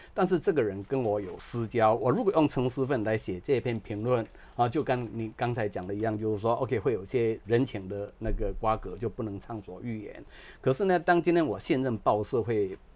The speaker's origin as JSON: {"language": "Chinese", "region": "southern Taiwan", "country": "Taiwan", "tie": "born or raised there", "moved": "as an adult", "lives_now": "United States", "said": "像我在南部成长"}